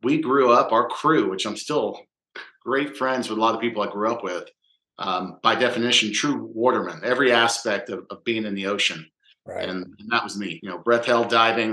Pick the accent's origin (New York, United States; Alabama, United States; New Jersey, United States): New Jersey, United States; I'm from Jersey